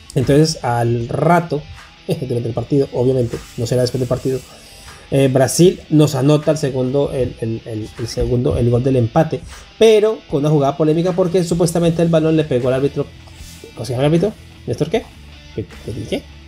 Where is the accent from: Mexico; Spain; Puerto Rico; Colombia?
Colombia; Calarcá, Quindío; Calarca es nuestro pueblo natal, de todos nosotros aquí, nacimos allá